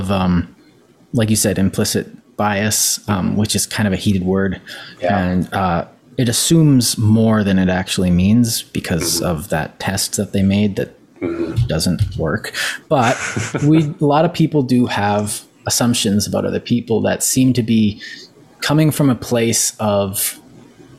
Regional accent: Canada; I'm Canadian

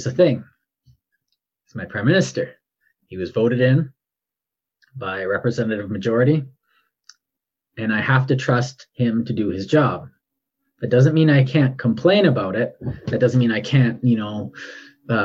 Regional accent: Canada; I'm Canadian

